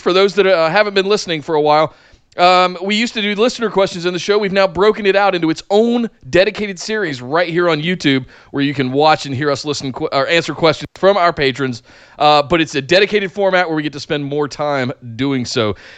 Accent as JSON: {"language": "English", "region": "North Carolina", "country": "United States", "said": "I'm from North Carolina. I came up on Smoky Mountain"}